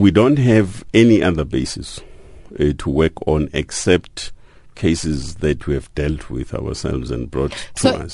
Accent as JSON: {"language": "English", "country": "South Africa", "said": "members of the South African society"}